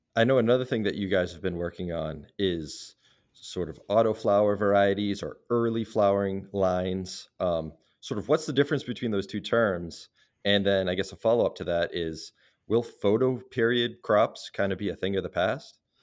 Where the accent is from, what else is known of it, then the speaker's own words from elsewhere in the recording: Salem, Massachusetts, United States; my hometown of Salem, Massachusetts